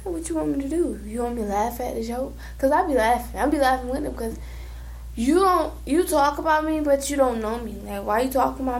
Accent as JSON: {"language": "English", "region": "Georgia", "country": "United States", "tie": "born or raised there", "moved": "yes", "lives_now": "Florida, United States"}